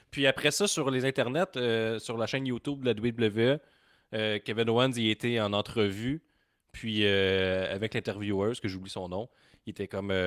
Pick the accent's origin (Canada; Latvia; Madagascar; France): Canada